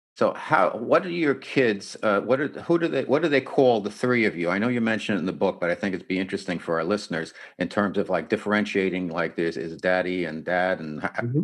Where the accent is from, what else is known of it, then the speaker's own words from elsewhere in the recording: New York City, New York, United States; now in San Diego, United States; I come from New York City